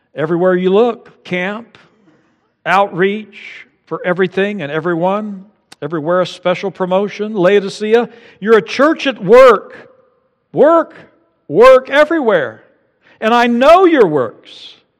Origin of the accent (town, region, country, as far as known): United States